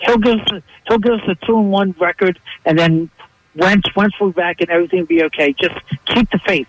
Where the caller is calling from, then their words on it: Bensalem, Pennsylvania, United States; Because I'm calling from Ben Salem.